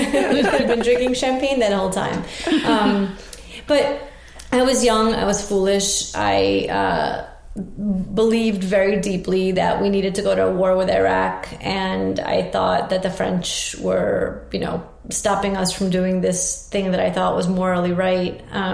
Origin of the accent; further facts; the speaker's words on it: Russia; born there; I was born in Russia, but that was extremely rare.